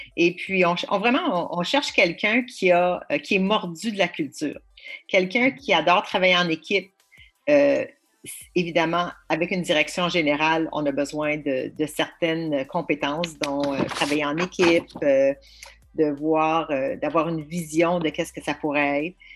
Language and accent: French; Ottawa, Ontario, Canada; also born or lived in York Region; now in Niagara Region, Canada; moi, je suis une franco-ontarienne de souche euh, d'Ottawa, très, très fière